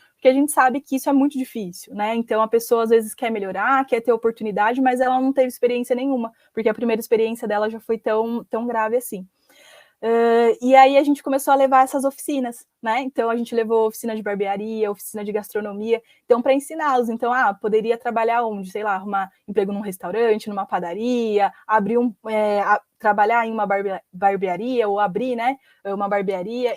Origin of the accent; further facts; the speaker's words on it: Mogi das Cruzes, São Paulo, Brazil; sou aqui de Mogi das Cruzes mesmo, então onde a Hubify fica, onde é a nossa matriz aqui. E nasci aqui, cresci aqui